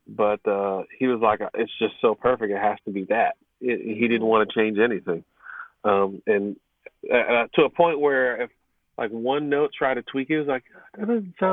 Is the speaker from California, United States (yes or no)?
no; Chicago, Illinois, United States; moved away; I'm originally from the Chicago area